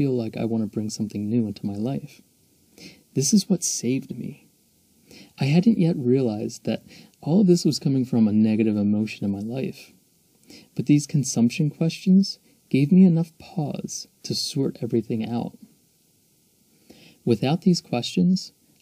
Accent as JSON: {"language": "English", "town": "Philadelphia", "region": "Pennsylvania", "country": "United States", "tie": "born or raised there", "also_born_or_lived": "Mexico", "said": "I was born and raised just outside of Philadelphia, so it's my hometown"}